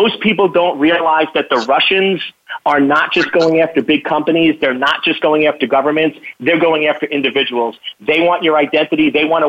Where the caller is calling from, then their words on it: Virginia, United States; I am calling from Northern Virginia.